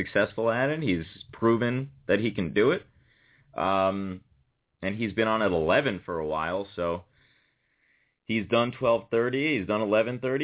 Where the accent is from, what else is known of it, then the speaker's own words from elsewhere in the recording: New Haven, Connecticut, United States; I grew up in New Haven